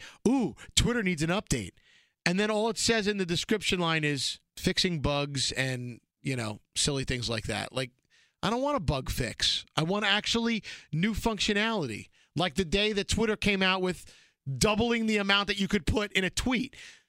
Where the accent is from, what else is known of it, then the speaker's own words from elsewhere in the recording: Alabama, United States; Anyway, I'm from Alabama and I've never been to New York. So when it comes to Brooklyn, I don't relate.